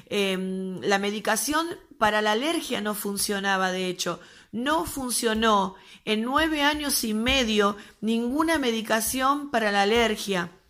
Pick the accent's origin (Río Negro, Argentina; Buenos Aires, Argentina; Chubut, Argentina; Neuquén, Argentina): Buenos Aires, Argentina; nosotros somos de Argentina, peor, perdón que no lo, no lo aclaré antes, somos de Argentina, Buenos Aires, quizás por el tono se den cuenta.